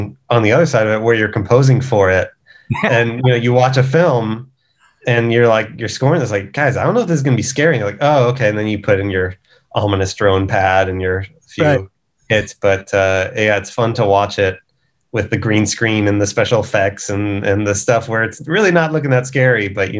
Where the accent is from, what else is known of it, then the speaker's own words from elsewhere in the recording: Westlake Village, California, United States; I'm from LA.